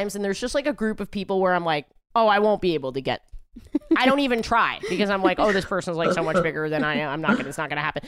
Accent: New York, United States; I'm born and raised in New York

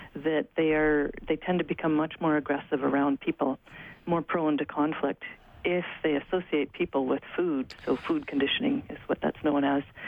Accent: Alberta, Canada; I grew up in Alberta

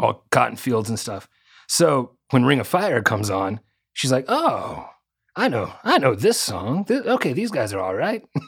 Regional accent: Arkansas, United States; I was growing up in Arkansas

